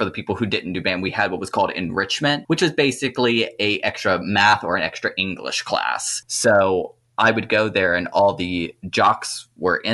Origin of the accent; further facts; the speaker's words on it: Louisiana, United States; I grew up on a chicken farm in mid-Louisiana